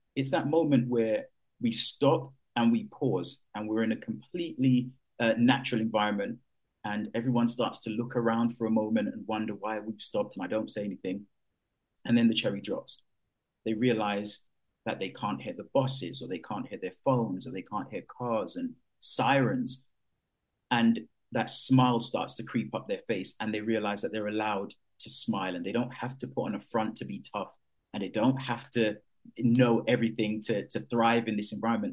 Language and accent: English; London, United Kingdom; growing up in East London